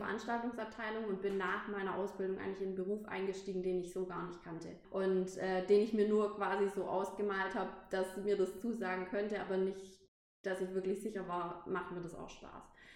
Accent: Pforzheim, Baden-Württemberg, Germany; moved away as an adult; ich wegziehen musste von, von meiner Heimatstadt, weil ich eben ein Hotel ausgesucht habe, was nicht direkt äh, mhm. bei mir in Pforzheim war

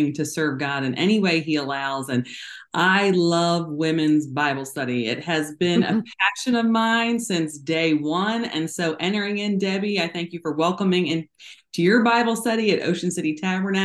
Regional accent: New Jersey, United States; moved away as an adult; also born or lived in Florida / South Korea; I grew up in South Jersey.

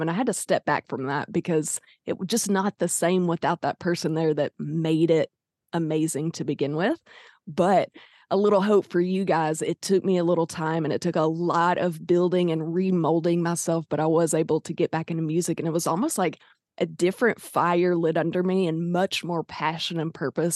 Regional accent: Arkansas, United States; I'm from Arkansas

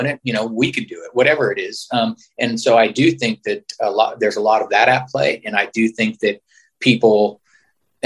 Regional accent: San Francisco, California, United States; growing up in San Francisco

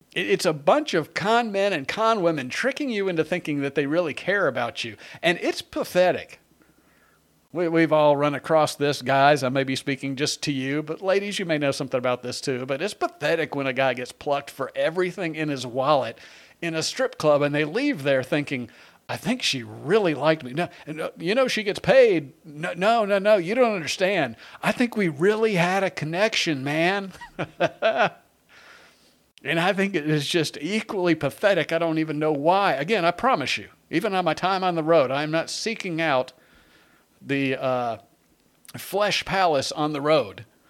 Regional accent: Long Island, New York, United States; I was born in, uh, on Long Island

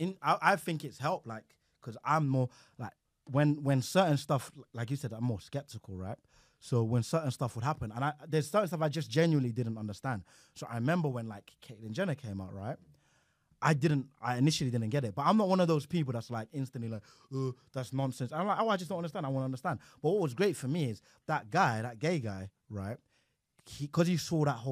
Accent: Nigeria; moved away as an adult; also born or lived in United Kingdom (born); now in United Kingdom; after I left boarding school in Nigeria, I came back here, right? I was 18

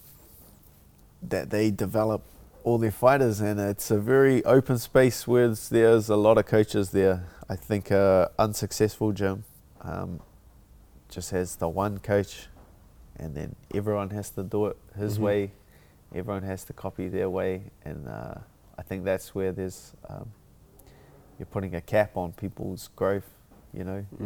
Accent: Auckland, New Zealand; my hometown, my home country

